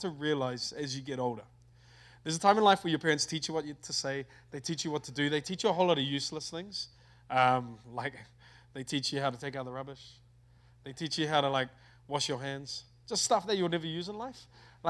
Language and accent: English; Auckland, New Zealand; I'm from New Zealand. From a place in New Zealand called Auckland. I love my country